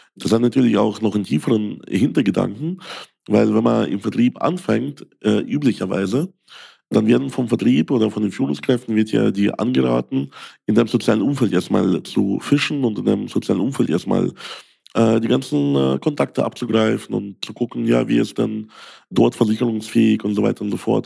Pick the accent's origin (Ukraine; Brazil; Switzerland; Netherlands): Ukraine; German is a second language; now in Germany; Ich bin ja selbst Ausländer. Ich komme aus der Ukraine.